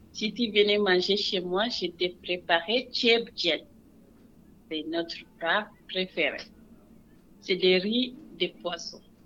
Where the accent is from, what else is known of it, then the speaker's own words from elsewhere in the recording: Senegal; moved away as an adult; also born or lived in United States; now in Montreal, Canada; Je suis née au Sénégal. Sénégal, c'est un pays pas facile. Après as de 18 ans, j'ai parti